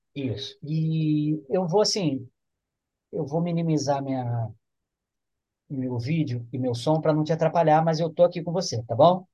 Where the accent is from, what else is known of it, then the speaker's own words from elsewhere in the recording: Rio, Rio de Janeiro, Brazil; now in Campos dos Goytacazes, Brazil; eu sou do Rio